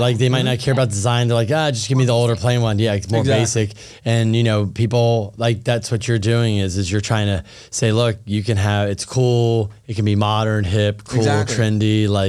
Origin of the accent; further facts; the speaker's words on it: Thousand Oaks, California, United States; I grew up in Westlake Thousand Oaks.